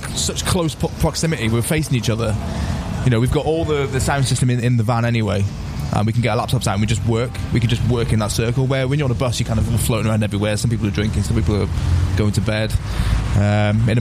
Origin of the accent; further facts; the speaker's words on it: Wales, United Kingdom; moved away as an adult; also born or lived in Manchester / Birmingham / Oxford / London; now in Mallorca, Spain; I'm from Wales originally. I moved up to Manchester when I was about 18